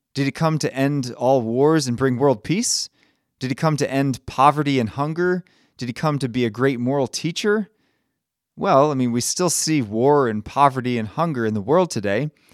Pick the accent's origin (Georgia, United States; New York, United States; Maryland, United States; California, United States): Maryland, United States; I'm from Maryland